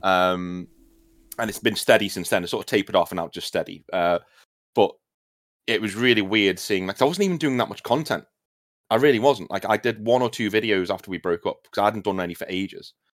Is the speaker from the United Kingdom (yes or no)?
yes; United Kingdom; being British